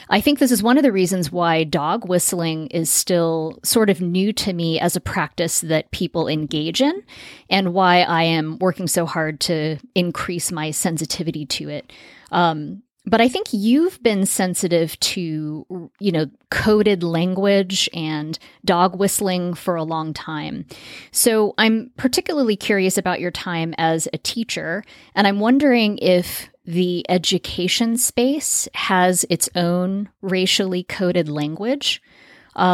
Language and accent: English; Las Vegas, Nevada, United States; when I was growing up in Las Vegas, I lived in a, you know, lower middle class neighborhood in an area of town that's definitely considered the suburbs.